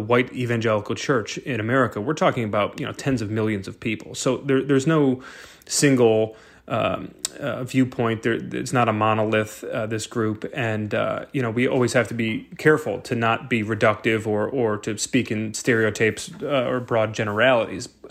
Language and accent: English; Brighton, Michigan, United States; my hometown of Brighton, Michigan